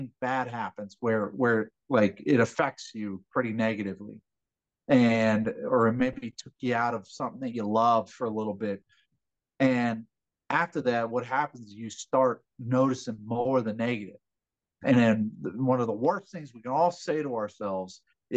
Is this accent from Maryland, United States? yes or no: yes; Calvert County, Maryland, United States; moved away; my hometown in Calvert County